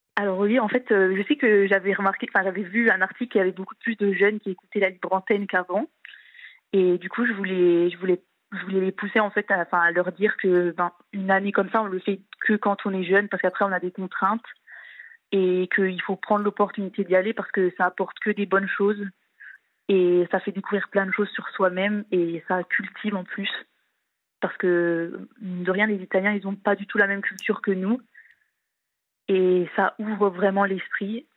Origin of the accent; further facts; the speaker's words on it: eastern France, France; je suis de l'Est de la France.